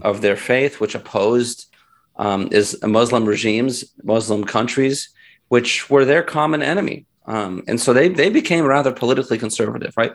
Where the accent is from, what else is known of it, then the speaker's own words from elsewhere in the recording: United States; also born or lived in Philadelphia, Pennsylvania; I was born in the United States